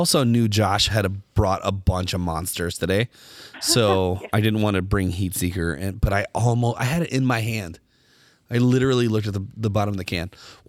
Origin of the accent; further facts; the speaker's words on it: Cincinnati, Ohio, United States; But we're from Cincinnati, so we're all big fans.